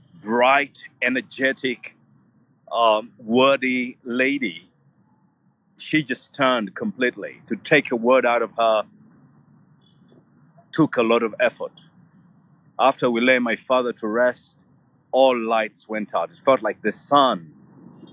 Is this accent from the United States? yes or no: no; Kampala, Central Region, Uganda; I grew up in Naguru